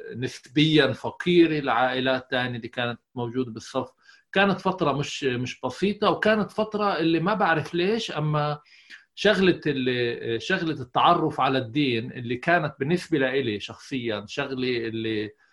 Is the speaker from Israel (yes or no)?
yes; Tayibe, Central District, Israel; moved away as an adult; now in Germany; إحنا جايين من قرية اللي هي كلياتها تقريبا آه، ناس اللي فلاحين كانوا يعني جد وجد